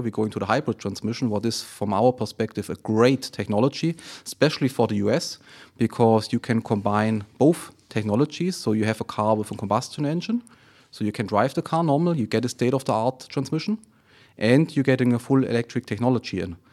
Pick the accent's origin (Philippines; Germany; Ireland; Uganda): Germany; Friedrichshafen, Baden-Württemberg; moved away as an adult; now in South Carolina, United States; I'm originally from Germany, from Friedrichshafen. Uh, by the way, also C F is located there, so the headquarter of C F is located in Friedrichshafen. So C F was with me since, since the childhood. That was, that is my hometown